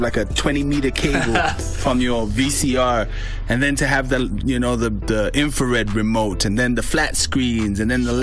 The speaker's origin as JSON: {"language": "English", "region": "Harare", "country": "Zimbabwe", "tie": "born or raised there", "said": "born in the ghettos of Harare, 1973."}